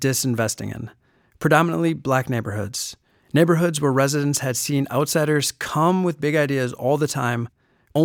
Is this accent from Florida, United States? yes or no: no; Milwaukee, Wisconsin, United States; I am from Milwaukee